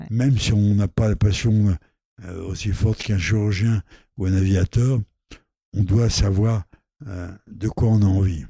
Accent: Normandy, France; also born or lived in Lot; Je suis pas né dans le Lot, je suis né en Normandie.

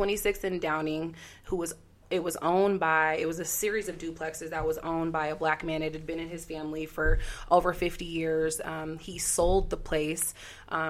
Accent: Denver, Colorado, United States; I'm from Montbello

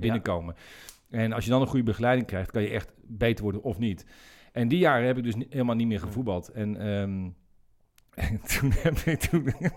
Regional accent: Zeist, Utrecht, Netherlands; ik, ben, geboren in Zeist. En, ik heb altijd daar, daar gevoetbald

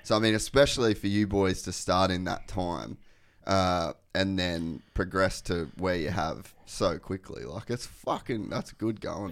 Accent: Cairns, Queensland, Australia; moved away as an adult; also born or lived in Huntington Beach, California, United States; now in Burleigh, Australia; I grew up in Cairns

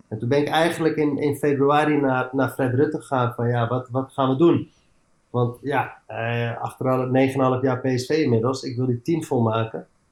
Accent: Amsterdam, North Holland, Netherlands; moved away as an adult; also born or lived in Eindhoven / England; ik ben opgegroeid in Amsterdam

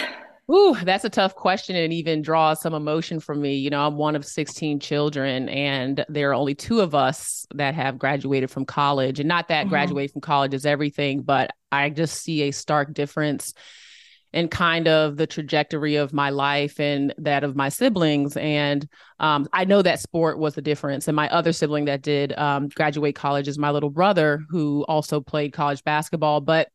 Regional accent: Boston, Massachusetts, United States; born there; I was born in Boston. My parents were obsessed with Harvard.

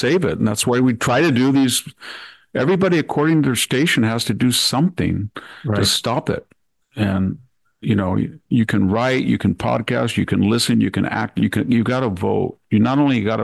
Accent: Selma, California, United States; I go into my hometown and I walk along the streets of Salmar

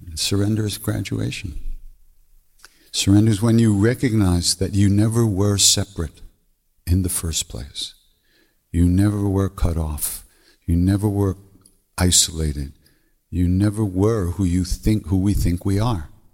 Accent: Montreal, Quebec, Canada; accent: Québécois; English is a second language; I'm from Montreal

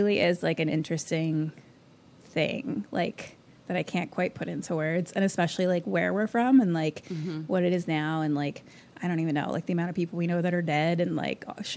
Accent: Philadelphia, Pennsylvania, United States; accent: Philly; moved away; everyone there was from like Philly, but like from my neighborhood

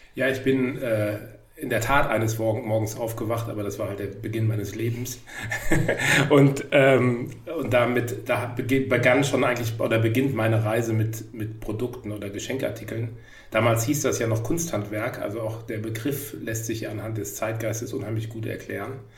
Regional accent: Hamburg, Germany; ich komme auch aus Hamburg

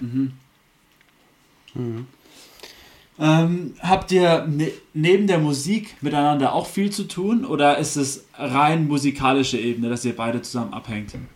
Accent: Germany; wir sind Deutsche, Deutsche wir aus dem deutschsprachigen Raum

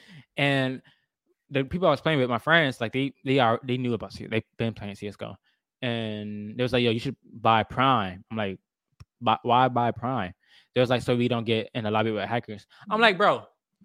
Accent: South Carolina, United States; I'm from South Carolina, North Carolina too.

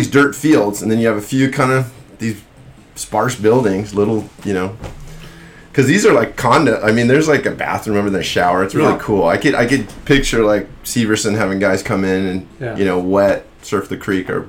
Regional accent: Dana Point, California, United States; also born or lived in Kauai, Hawaii / Maui, Hawaii; there's where I grew up in Dana Point

